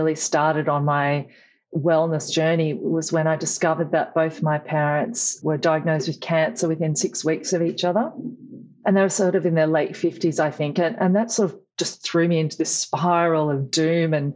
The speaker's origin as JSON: {"language": "English", "town": "Tamworth", "region": "New South Wales", "country": "Australia", "tie": "born or raised there", "also_born_or_lived": "Wagga Wagga, New South Wales", "lives_now": "Newcastle, Australia", "said": "I grew up in Tamworth, New South Wales"}